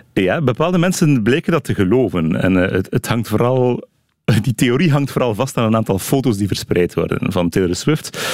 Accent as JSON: {"language": "Dutch", "region": "Flanders", "country": "Belgium"}